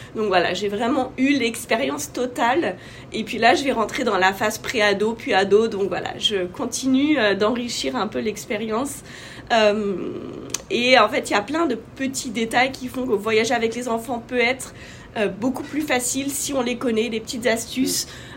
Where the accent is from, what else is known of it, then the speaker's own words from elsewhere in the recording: France; moved away as an adult; also born or lived in Asia / North Africa / Middle East; now in United States; je suis française, maman de quatre enfants. en ce moment, j'habite aux États-Unis